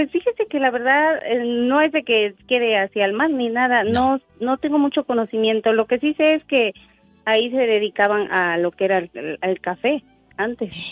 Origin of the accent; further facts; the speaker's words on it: El Faro, Oaxaca, Mexico; moved away as an adult; now in Wisconsin, United States; Eh, yo, yo soy de un pueblo que se llama El Faro, ¿eh? es allá por la sierra.